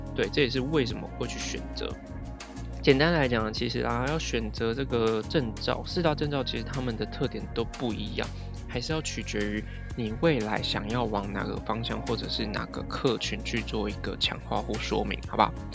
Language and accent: Chinese; Taiwan; first language Chinese; 我也是台湾人，比较强的母语是中文